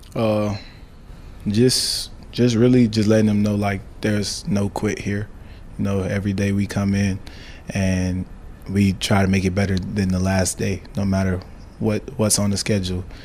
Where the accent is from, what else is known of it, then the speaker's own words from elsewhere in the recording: Miami, Florida, United States; now in Nebraska, United States; we're from Miami